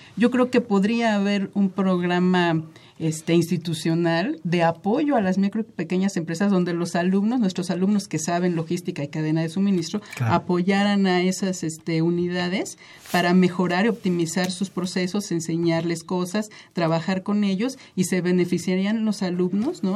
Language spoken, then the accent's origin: Spanish; Mexico; somos muchísimos mexicanos